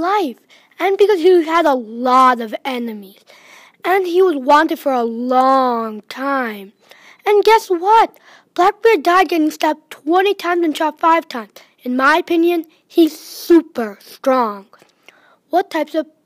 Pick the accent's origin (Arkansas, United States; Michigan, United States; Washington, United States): Michigan, United States; I'm a fifth grader from Michigan